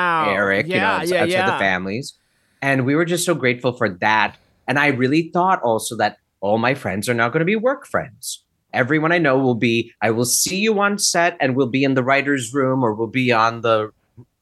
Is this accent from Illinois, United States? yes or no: yes; Naperville, Illinois, United States; growing up in Naperville, Aurora, Illinois